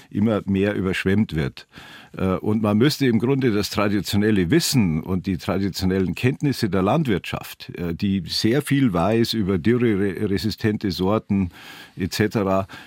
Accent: Bavaria, Germany; meiner Heimatregion, im Rupertiwinkel, Süd, ganz im Südosten von Bayern

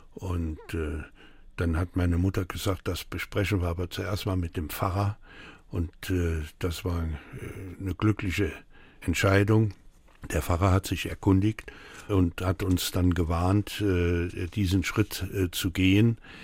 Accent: Saarbrücken, Saarland, Germany; German is a second language; also born or lived in France; am 27. November 1947, das war der Tag, wo wir hier in Saarbrücken ankamen. Ich sprach damals kein Wort Deutsch.

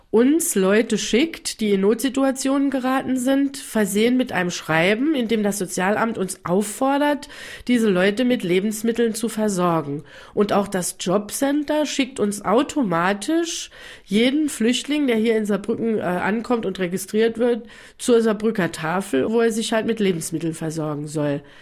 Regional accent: Ukraine; Ich komme aus der Ukraine. Ich helfe mehr als äh, zehn Jahre.

